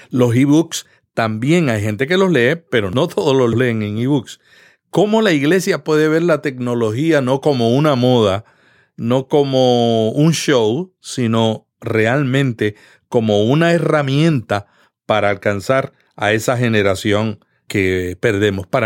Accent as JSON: {"language": "Spanish", "country": "Puerto Rico", "lives_now": "United States", "said": "Yo vine de Puerto Rico y cuando yo llegué me di cuenta que en este país todo el mundo trabaja independientemente."}